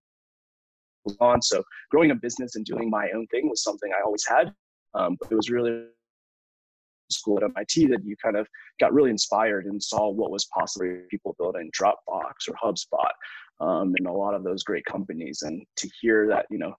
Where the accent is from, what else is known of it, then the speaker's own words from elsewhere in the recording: the South, United States; moved away; I grew up in the South in America.